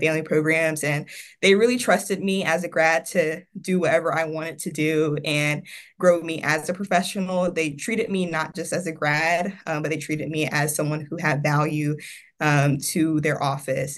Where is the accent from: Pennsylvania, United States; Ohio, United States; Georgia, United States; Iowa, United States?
Georgia, United States; Evans; also born or lived in South Carolina; now in Florida, United States; I'm originally from Evans, Georgia, which is right outside of Augusta, Georgia